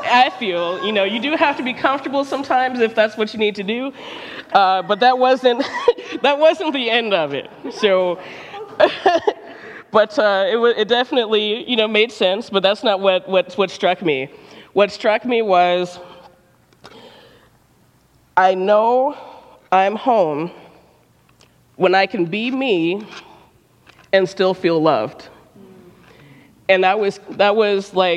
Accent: Detroit, Michigan, United States; moved away as an adult; now in Ann Arbor, United States; I'm from Detroit, born and raised.

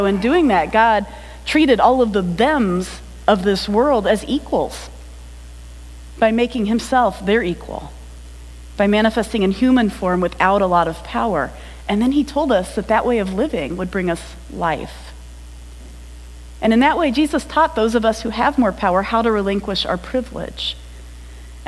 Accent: United States; as an American

